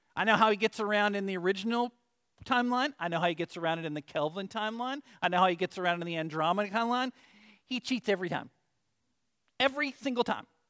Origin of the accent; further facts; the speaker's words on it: Arkansas, United States; I'm from Arkansas